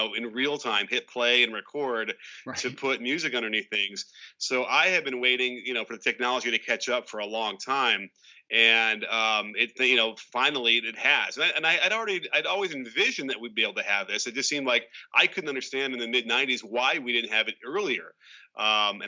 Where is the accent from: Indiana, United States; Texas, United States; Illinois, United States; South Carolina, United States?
Illinois, United States; Chicago; I grew up in Chicago.